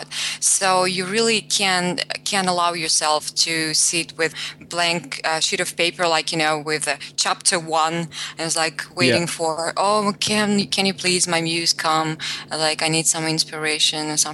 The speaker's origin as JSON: {"language": "English", "country": "Russia", "tie": "born or raised there", "said": "I grew up in Russia and Russian myself"}